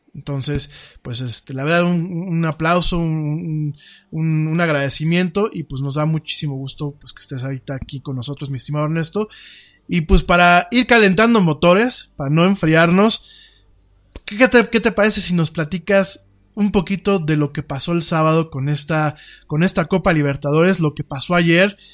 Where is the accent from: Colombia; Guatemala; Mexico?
Mexico; yo estoy aquí en México, pues no me pueden deportar porque de aquí soy